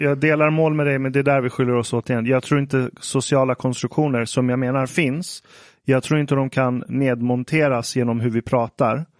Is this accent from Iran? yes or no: yes; Iran; om jag som iranier går till en nyhetsredaktion